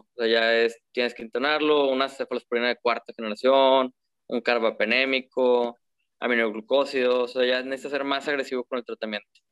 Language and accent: Spanish; Monterrey, Nuevo León, Mexico; soy de Monterrey, soy egresado de la del Tecnológico